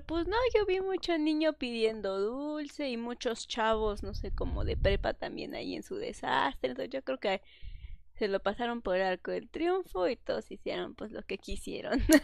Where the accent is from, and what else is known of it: Mexico; born or raised there; moved away